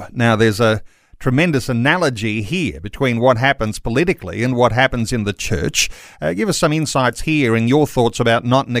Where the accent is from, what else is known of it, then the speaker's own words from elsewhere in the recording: Australia; But as an Australian Christian, context-wise, your article touches on some really important things.